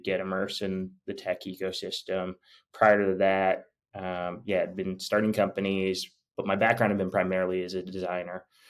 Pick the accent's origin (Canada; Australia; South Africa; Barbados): Canada; moved away as an adult; I'm actually Canadian